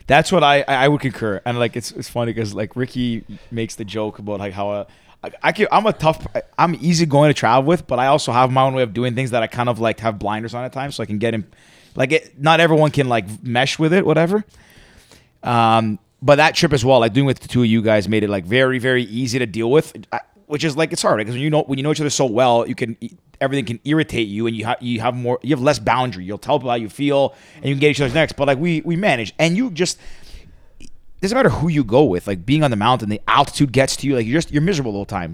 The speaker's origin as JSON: {"language": "English", "town": "Toronto", "region": "Ontario", "country": "Canada"}